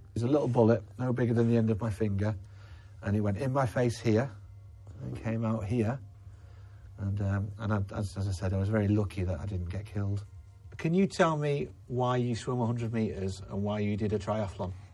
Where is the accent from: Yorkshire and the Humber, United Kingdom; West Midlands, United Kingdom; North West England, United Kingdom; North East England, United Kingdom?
Yorkshire and the Humber, United Kingdom; Leeds; I'm from Leeds in West Yorkshire